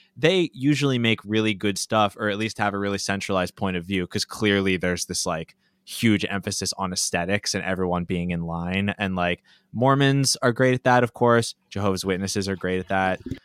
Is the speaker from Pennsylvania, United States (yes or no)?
yes; Bethlehem, Pennsylvania, United States; I grew up in Bethlehem, Pennsylvania